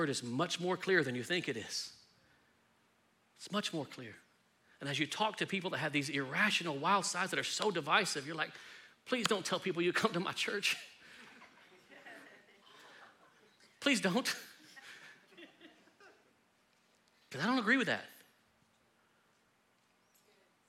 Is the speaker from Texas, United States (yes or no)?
yes; Texas, United States; I love being Texan